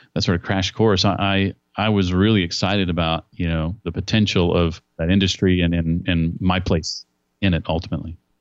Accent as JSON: {"language": "English", "town": "Indianapolis", "region": "Indiana", "country": "United States", "tie": "born or raised there", "said": "my hometown of Indianapolis"}